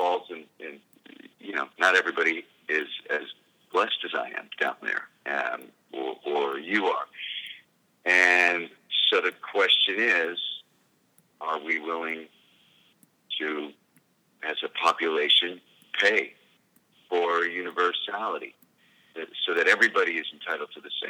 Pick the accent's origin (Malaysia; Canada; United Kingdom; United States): Canada; I think it's my job as a Canadian to help provide for people who have less with my tax money